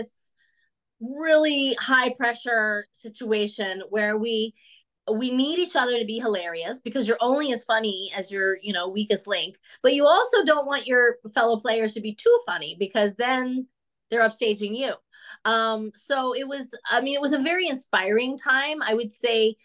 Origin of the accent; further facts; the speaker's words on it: Denver, Colorado, United States; moved away as an adult; also born or lived in Chicago; now in Los Angeles, United States; I'm from the West. I'm from Denver, which is, you know, this side of the country anyway